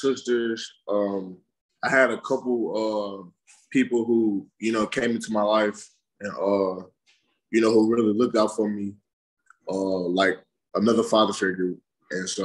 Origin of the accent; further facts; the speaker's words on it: St. Louis, Missouri, United States; growing up in St. Louis